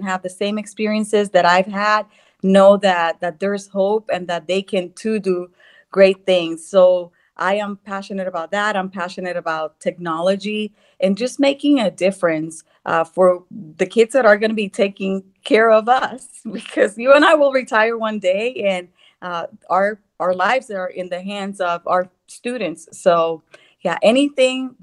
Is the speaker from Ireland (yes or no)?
no; Puerto Rico; English is a second language; also born or lived in Texas; now in Northern Virginia, United States; born and raised in Puerto Rico, living the American dream